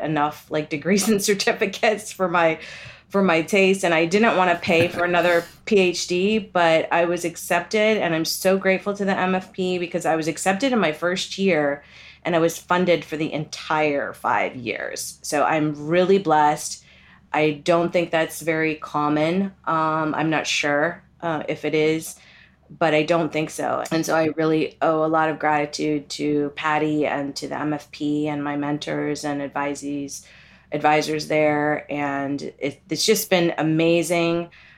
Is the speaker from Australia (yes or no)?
no; Kerala, India; I don't know if that's considered a Bollywood film, but I'm from Kerala, which is in the south.